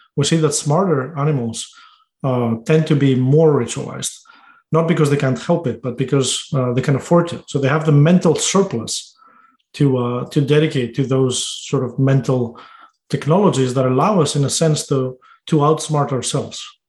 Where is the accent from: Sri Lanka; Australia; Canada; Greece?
Greece; born or raised there; now in United States